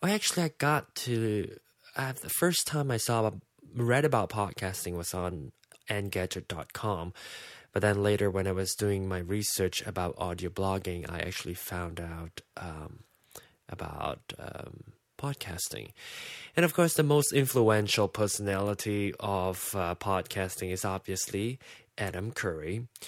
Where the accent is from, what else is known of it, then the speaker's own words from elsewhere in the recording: Malaysia; I'm from Malaysia.